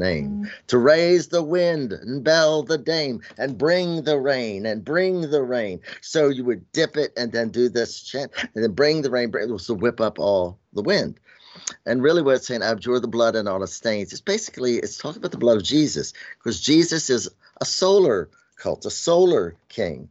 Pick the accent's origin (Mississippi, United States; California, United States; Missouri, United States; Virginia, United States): Virginia, United States; Shenandoah Valley; I'm Southern and Appalachian, you know, and I grew up in Shenandoah Valley